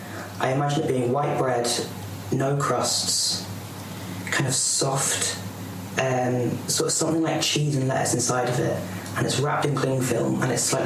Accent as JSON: {"language": "English", "town": "Newcastle", "country": "United Kingdom", "said": "I'm 23, from Newcastle"}